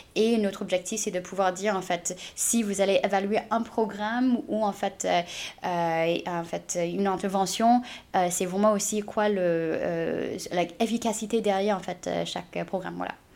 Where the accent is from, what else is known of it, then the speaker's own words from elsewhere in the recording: United States; French is a second language; also born or lived in China; now in France; je suis née en Chine et j'ai grandi aux États-Unis.